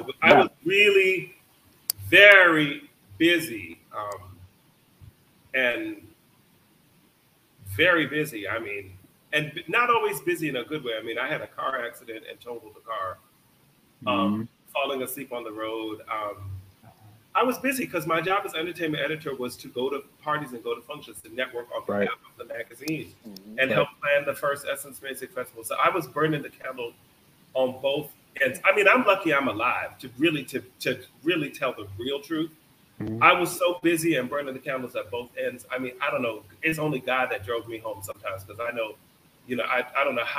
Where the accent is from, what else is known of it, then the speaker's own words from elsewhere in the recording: Jamaica; You know, I had a job and a dream, or being Jamaican, two jobs, if you want to look at it like that.